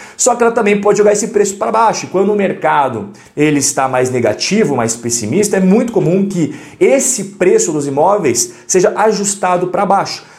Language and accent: Portuguese; Curitiba, Paraná, Brazil; eu sou curitibano